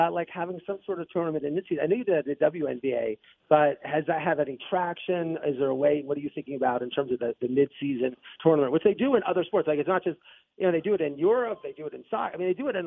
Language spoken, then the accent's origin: English; Altoona, Pennsylvania, United States; moved away; also born or lived in Florida; we're both from Altoona, Pennsylvania